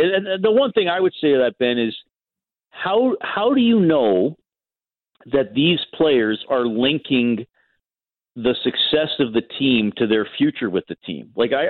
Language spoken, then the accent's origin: English; Canada; I'm a Canadian hockey fan on my pedestal type thing.